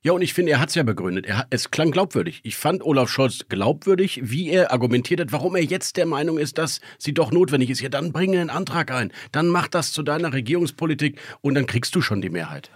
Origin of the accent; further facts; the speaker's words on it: Berlin, Germany; als Berliner Bürger